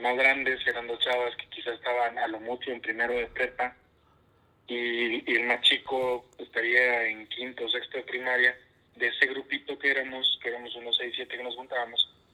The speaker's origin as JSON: {"language": "Spanish", "area": "Castillo", "region": "Coahuila", "country": "Mexico", "tie": "born or raised there", "said": "yo soy originario de la ciudad de Castillo, Coahuila. Yo nazco ahí"}